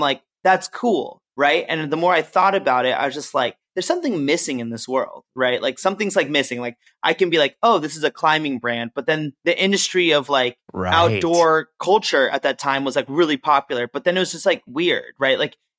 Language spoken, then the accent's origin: English; Berkeley, California, United States; I grew up in the Bay Area, like Berkeley area.